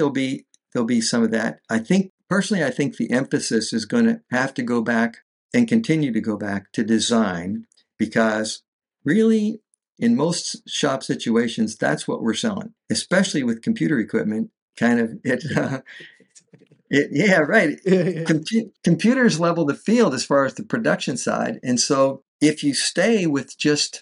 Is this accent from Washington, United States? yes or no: no; north of Pittsburgh, Western Pennsylvania, United States; now in Fort Myers, United States; I came from Western PA, north of Pittsburgh, Rust Belt city